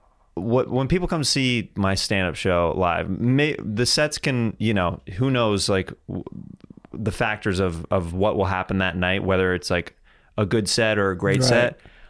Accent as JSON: {"language": "English", "region": "California", "country": "United States", "said": "Like, I'm from the Bay."}